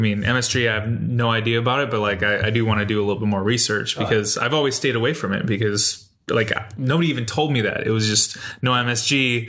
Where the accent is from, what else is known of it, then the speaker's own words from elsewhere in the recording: United States; me being an American, it's like, yeah, but you can go on the West Coast, you can have a burger that's completely different